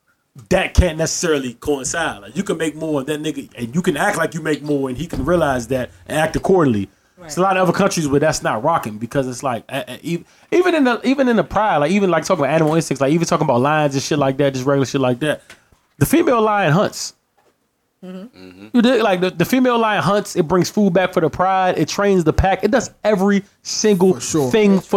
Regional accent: Barbados; I'm from Barbados.

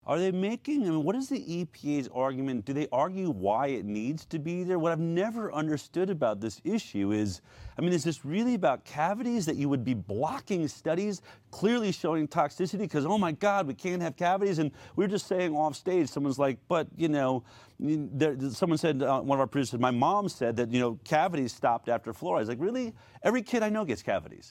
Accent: Boulder, Colorado, United States; I'm from Boulder, Colorado.

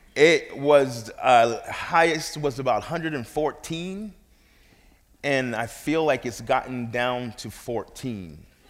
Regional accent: New York City, New York, United States; moved away; I'm from New York. I wasn't there to uh, tell my parents where I should be born.

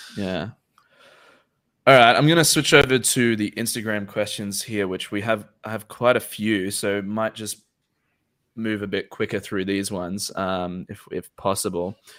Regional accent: Australia; me as an Australian citizen

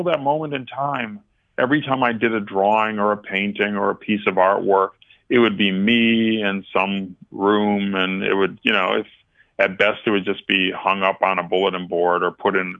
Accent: New York, United States; as a New Yorker, I had, Secretary Clinton was my senator

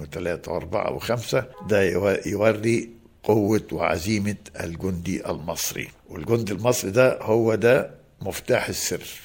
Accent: Tanta, Gharbia, Egypt; now in Alexandria, Egypt; انا يعني مولود في طنطا يعني خدت ابتدائي في طنطا

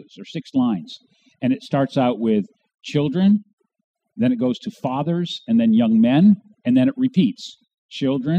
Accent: New Hampshire, United States; also born or lived in Warsaw, New York; I was born in Warsaw, New York, out halfway between Rochester and Buffalo, New York. But I really grew up here in New Hampshire

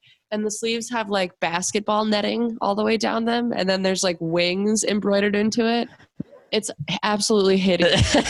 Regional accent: Memphis, Tennessee, United States; I was born in Memphis and my parents lived down there when they adopted me.

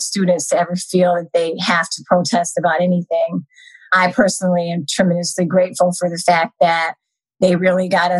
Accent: Colorado Springs, Colorado, United States; also born or lived in Philadelphia, Pennsylvania / Israel; at the age of 6, my mom actually had a friend in Israel who referred her to Colorado Springs, Colorado, and said it was just like an amazing place to raise children

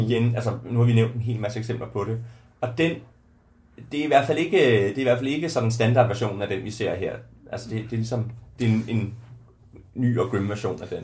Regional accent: Ringkøbing, Central Denmark Region, Denmark; i Ringkøbing, hvor jeg er fra

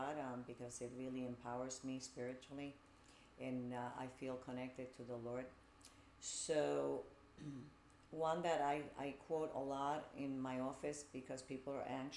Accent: Puerto Rico; moved away as an adult; also born or lived in Bronx, New York / New Jersey; now in United States; I grew up in Puerto Rico

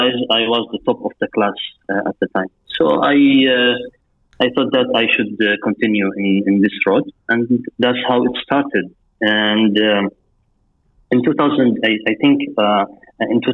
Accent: Kuwait; also born or lived in Iraq / Jordan / Syria / Lebanon; now in Qatar; I was born and raised in Kuwait

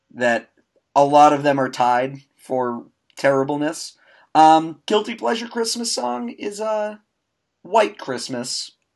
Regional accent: United States; We're American

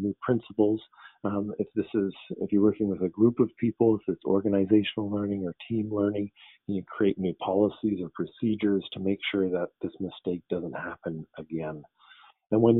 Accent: Victoria, British Columbia, Canada; I came back to my hometown in Victoria, BC

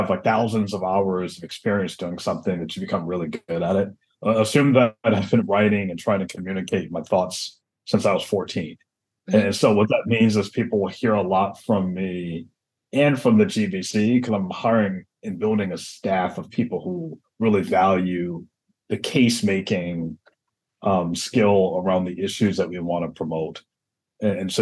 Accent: Atlanta, Georgia, United States; moved away as an adult; also born or lived in Michigan / New York / Los Angeles / Pittsburgh; now in Baltimore, United States; I grew up in Atlanta, and I was born in Michigan.

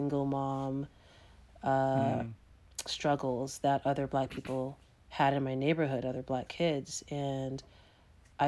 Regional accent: Boston, Massachusetts, United States; I grew up in Dorchester, which for folks who aren't in Massachusetts is a predominantly black neighborhood

